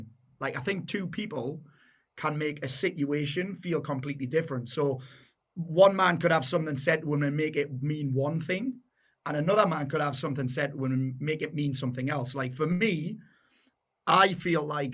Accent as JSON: {"language": "English", "town": "South Shields", "region": "North East England", "country": "United Kingdom", "said": "I'm a Geordie. Well, I'm a sand dancer"}